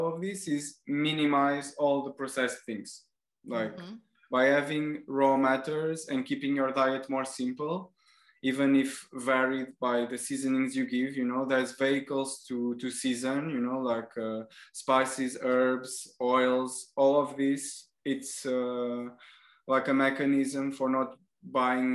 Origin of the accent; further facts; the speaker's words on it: Portugal; now in France; where I come from Portugal